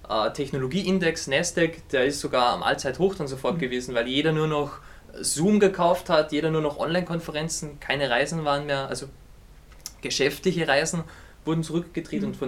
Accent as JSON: {"language": "German", "country": "Austria", "said": "ich komme aus Österreich"}